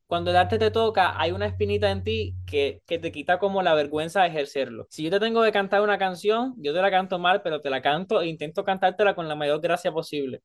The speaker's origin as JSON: {"language": "Spanish", "region": "Havana", "country": "Cuba", "moved": "yes", "said": "yo soy de La Habana"}